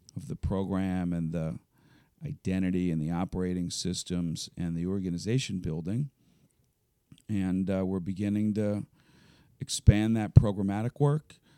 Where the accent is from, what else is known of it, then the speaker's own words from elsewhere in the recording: Elkins Park, Pennsylvania, United States; I grew up in Elkins Park, just over the city line in Cheltenham Avenue